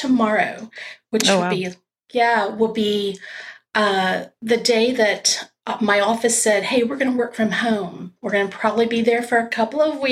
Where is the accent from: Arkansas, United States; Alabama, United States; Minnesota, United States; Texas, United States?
Texas, United States; South; now in Austin, United States; I grew up in South Texas